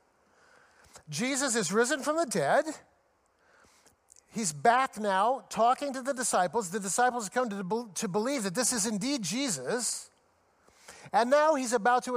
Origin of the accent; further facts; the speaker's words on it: United States; I'm an American